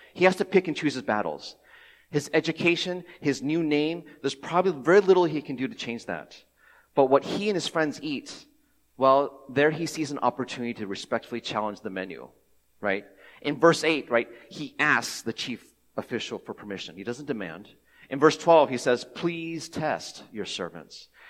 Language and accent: English; Cincinnati, Ohio, United States; I grew up in Cincinnati, Ohio, uh, I am ethnic, ethnically Taiwanese